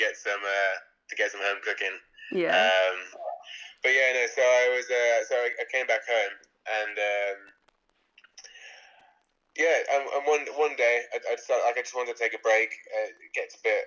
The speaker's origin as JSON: {"language": "English", "area": "the Midlands", "region": "England", "country": "United Kingdom", "tie": "born or raised there", "also_born_or_lived": "Johannesburg, South Africa / Stratford / Bristol", "said": "I'm South African. I was born in Johannesburg and we moved over to England when I was 2 years old. I grew up in the Midlands in the UK"}